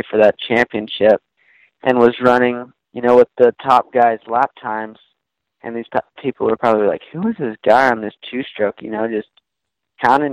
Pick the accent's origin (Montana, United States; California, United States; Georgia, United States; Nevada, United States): Georgia, United States; I grew up in Georgia